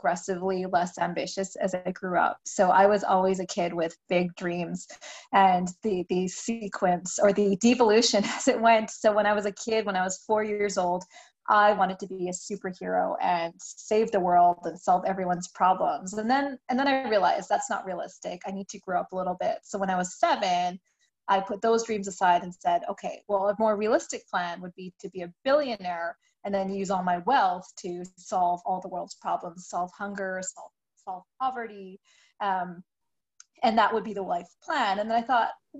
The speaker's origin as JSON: {"language": "English", "country": "Canada", "said": "I'm Canadian"}